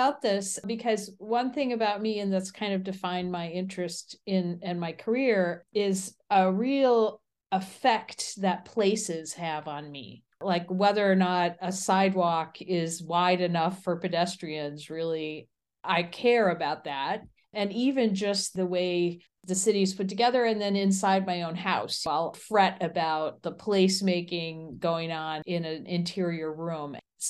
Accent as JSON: {"language": "English", "region": "Midwest", "country": "United States", "tie": "born or raised there", "also_born_or_lived": "Chicago / Erie / Buffalo", "said": "So I grew up all over the Midwest in different cities, including Chicago, Erie, Pennsylvania, Buffalo."}